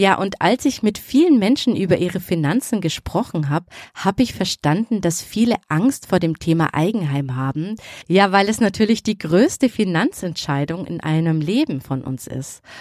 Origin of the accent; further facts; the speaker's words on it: Bavaria, Germany; born there; now in Nuremberg, Germany; Ja, richtig geraten, gebürtig aus Oberbayern. Kann man sicher schon am Namen erkennen, oder? Und jetzt lebe ich aber in der Nähe von Nürnberg.